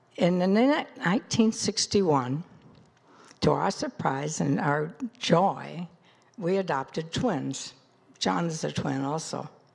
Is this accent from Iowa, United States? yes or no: yes; Des Moines, Iowa, United States; I was born in Des Moines, Iowa in nineteen thirty